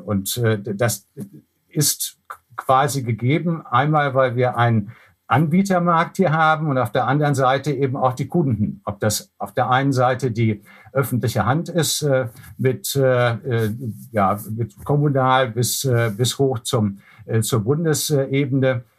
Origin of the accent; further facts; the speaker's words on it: Germany; wir als Deutsche